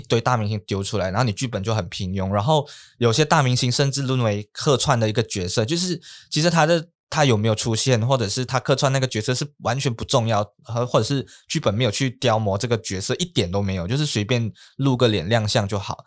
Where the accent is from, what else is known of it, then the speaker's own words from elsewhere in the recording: Malaysia; 我们在马来西亚华人